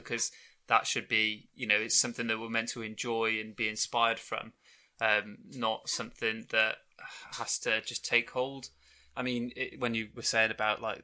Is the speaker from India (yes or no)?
no; United Kingdom; as a Brit